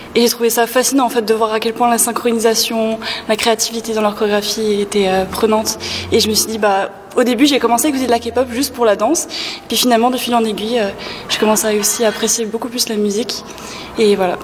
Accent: Paris, Île-de-France, France; now in Montreal, Canada; moi je viens de Paris

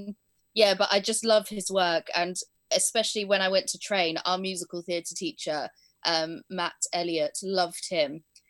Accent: Spain; also born or lived in Blackpool; I was born in Blackpool, but my parents wanted to move to Spain when I was 2 years old. So we moved over.

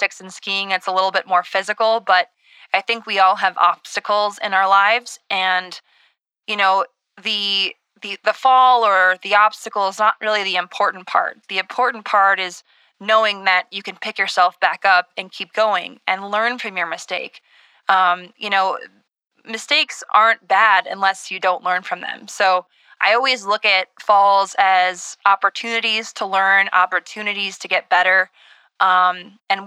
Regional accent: Minnesota, United States; I'm from Minnesota

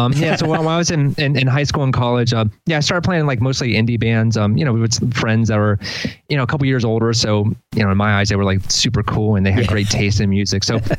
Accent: Delaware, United States; also born or lived in Philadelphia; Yeah, moved down to here about 7 years ago from Philly. Before that, I was living in, I'm from Delaware originally.

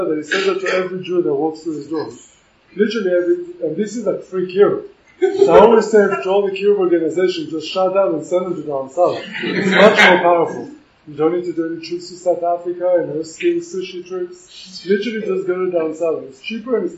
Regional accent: Singapore; moved away; I grew up in Singapore.

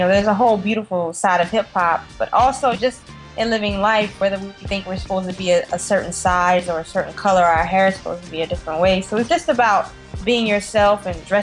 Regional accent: Snow Hill, United States; throughout my life growing up in Snow Hill

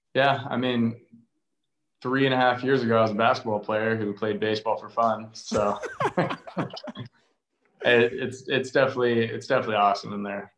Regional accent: Arizona, United States; growing up in Arizona

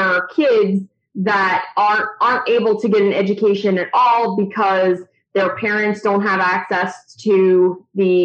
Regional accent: Buckhannon, West Virginia, United States; I'm from Buchanan, West Virginia

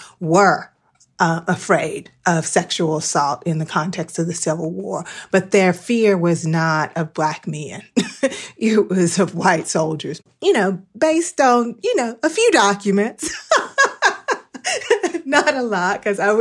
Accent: North Carolina, United States; I'm from North Carolina.

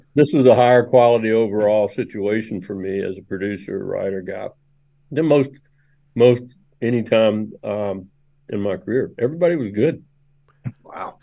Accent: Memphis, Tennessee, United States; I grew up in Memphis, and I grew up playing drums in a in a racially mixed gospel band

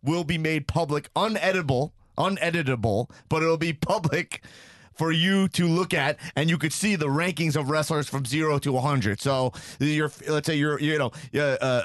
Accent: United States; growing up in America

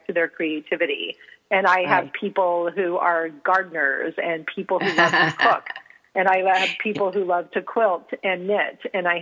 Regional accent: San Antonio, Texas, United States; I grew up in San Antonio, Texas

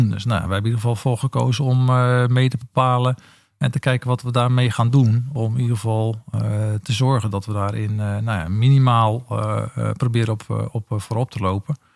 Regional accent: Netherlands; ik ben Nederlander

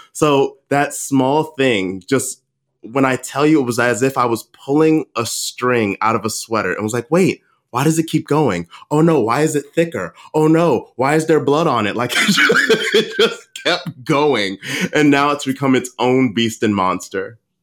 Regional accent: Baltimore, Maryland, United States; moved away; my hometown of Baltimore

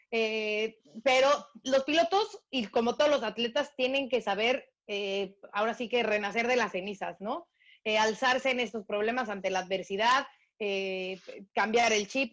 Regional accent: Mexico; a mí como mexicana

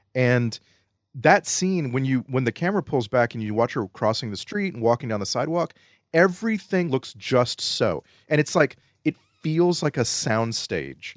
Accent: Texas, United States; moved away; I grew up in Texas

